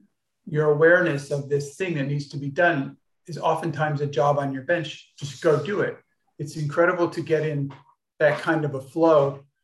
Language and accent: English; Los Angeles, California, United States; and I grew up in Los Angeles, which is near Hollywood.